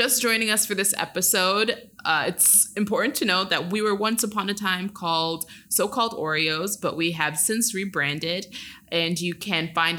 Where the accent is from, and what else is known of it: upstate New York, United States; born or raised there